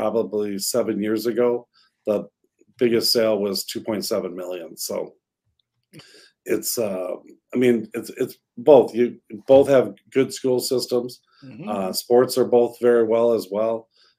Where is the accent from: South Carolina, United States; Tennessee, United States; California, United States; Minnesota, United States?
Minnesota, United States; Prior Lake; But I grew up in Prior Lake. I know it very well. Graduated from Prior Lake